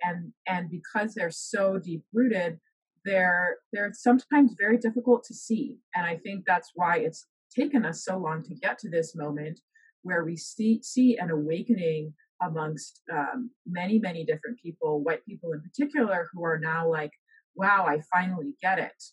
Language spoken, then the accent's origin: English; Bahamas; moved away as an adult; also born or lived in Alabama; now in United States; originally I'm from the Bahamas, so that's where I was was raised and lived um, all of my life before coming to the U.S.